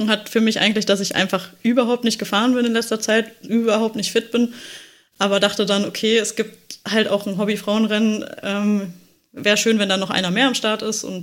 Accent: Düsseldorf, North Rhine-Westphalia, Germany; da es halt in Düsseldorf war, was ja meine alte Heimat ist

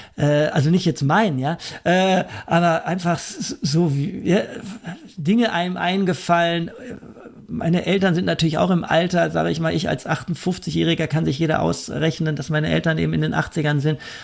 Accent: Germany; als Deutscher

